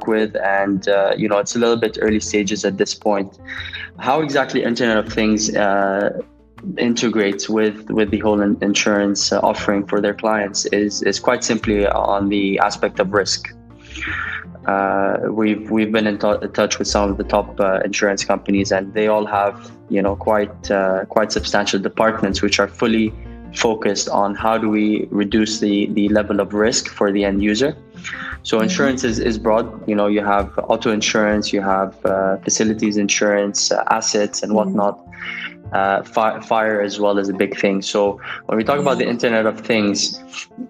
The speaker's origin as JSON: {"language": "English", "country": "Nigeria", "tie": "born or raised there", "moved": "as an adult", "said": "I'm born and brought up in Nigeria"}